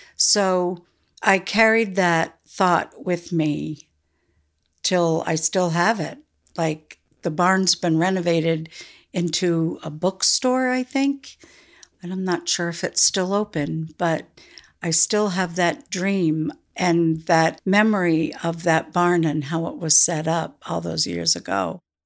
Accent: South Newfane, Vermont, United States; I grew up in South New Fane. My parents bought the general store, and I was four when we moved to Vermont

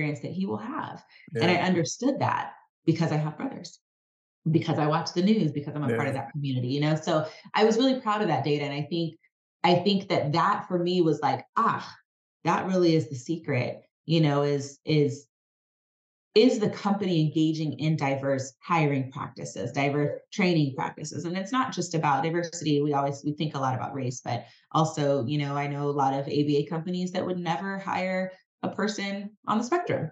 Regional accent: United States; also born or lived in California; as an American, born in America, as a Black woman

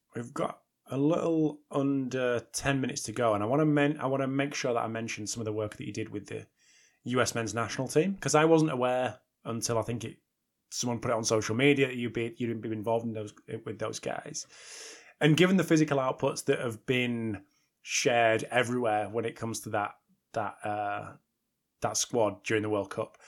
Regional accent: United Kingdom; especially me as a Brit

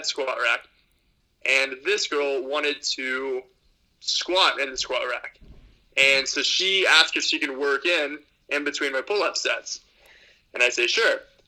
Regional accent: Texas, United States; I'm from Texas.

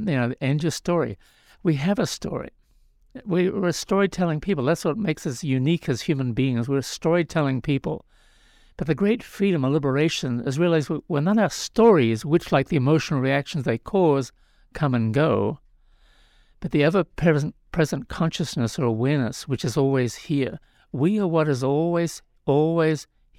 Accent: New Zealand; moved away as an adult; now in California, United States; Well, I'm from New Zealand originally.

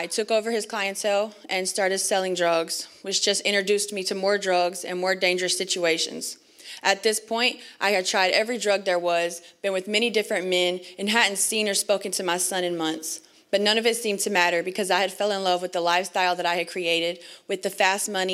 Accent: North Carolina, United States; born and raised in North Carolina

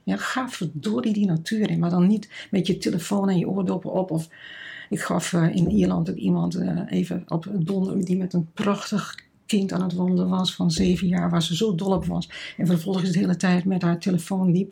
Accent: Netherlands; moved away; also born or lived in Kenya; als Nederlanders

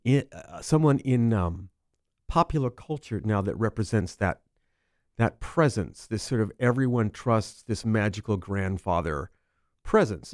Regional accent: Los Angeles, California, United States; I grew up in Hollywood

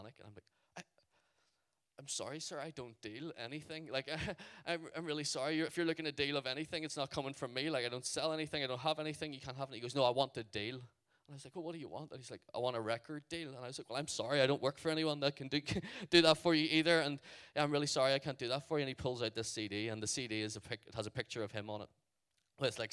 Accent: Ireland; I'm from Ireland.

